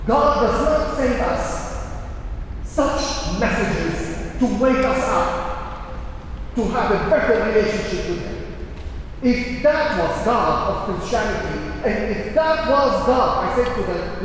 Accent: Syria; now in London, United Kingdom; In my hometown and in the town in the neighborhood where I was born and raised

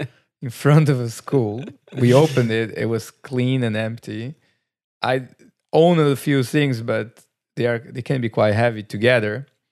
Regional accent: Brazil; English is a second language; We moved from our countries. You come from New Zealand. I come from Brazil.

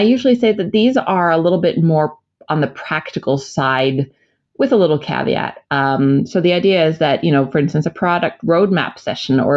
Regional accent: United States; moved away; As an American

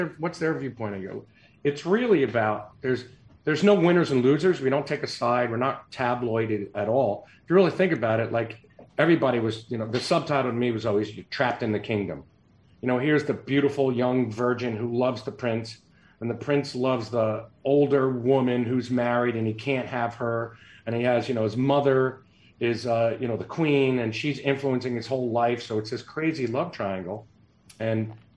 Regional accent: New Jersey, United States; I'm from Jersey

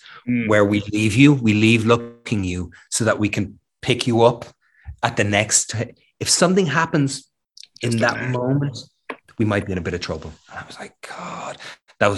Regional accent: Ireland; Being Irish

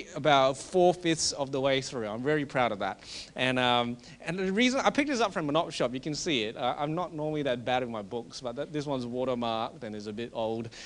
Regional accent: Australia; being an Australian

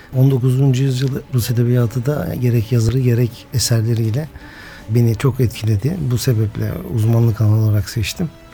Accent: İnebolu, Kastamonu, Turkey; 1965 Kastamonu İnebolu doğumluyum

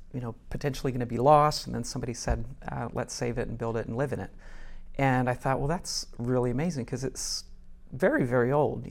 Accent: Tennessee, United States; moved away as an adult; also born or lived in North Woburn, Massachusetts; now in Wilmington, United States; No, I'm from Tennessee.

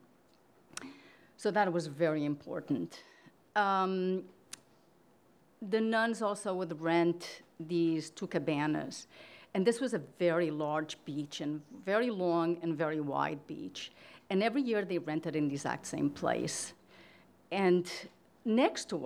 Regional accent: Portugal; moved away; I grew up in Portugal in a small city in an orphanage.

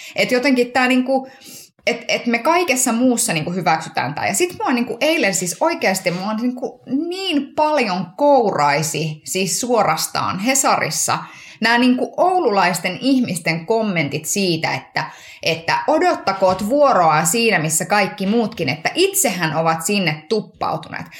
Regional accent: Kuopio, North Savo, Finland; kotikaupungissani Kuopiossa

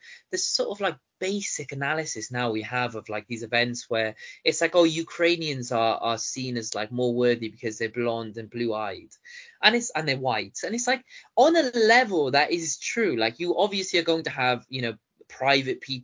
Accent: Baghdad, Baghdad Governorate, Iraq; moved away; I was born in Baghdad

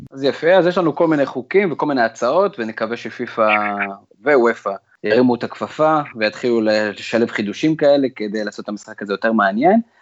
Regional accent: Israel; אנחנו תמיד בתור ישראלים

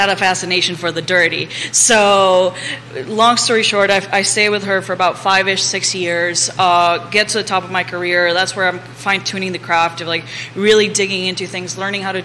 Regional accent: Nicaragua; now in Charlottesville, United States; I'm originally from Nicaragua

